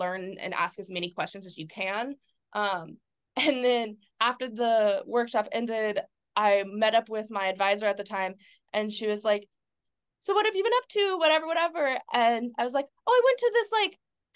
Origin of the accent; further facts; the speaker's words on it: near New Orleans, Louisiana, United States; New Orleans, 2017. I went because it was really close to my hometown